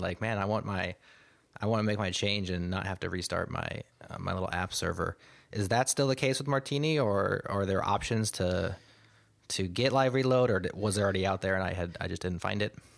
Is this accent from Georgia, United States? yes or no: no; Omaha, Nebraska, United States; I'm from Omaha, Nebraska